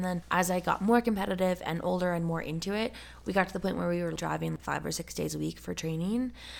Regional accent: Wyoming, United States; It was a huge part of my identity and my childhood, and definitely growing up in Wyoming.

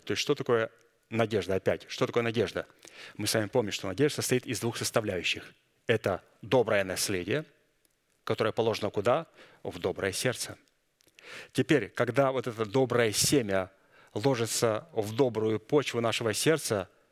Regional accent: Kazakhstan; moved away; Я вышел из Казахстана, я помню, там в церкви пели, у нас там пятидесятники на немецком

